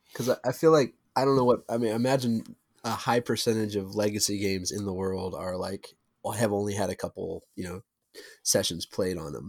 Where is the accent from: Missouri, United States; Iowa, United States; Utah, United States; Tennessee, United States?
Missouri, United States; St. Louis; now in Atlanta, United States